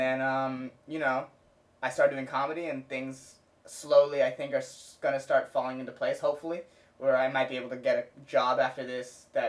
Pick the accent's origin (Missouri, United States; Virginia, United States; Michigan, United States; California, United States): California, United States; Cupertino; also born or lived in San Diego; because I grew up in Cupertino, which is, like, a heavily Asian immigrant population.